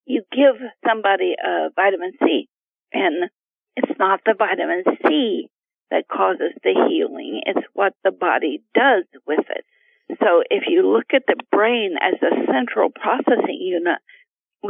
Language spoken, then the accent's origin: English; Appalachia, United States; I was raised in Appalachia with no electricity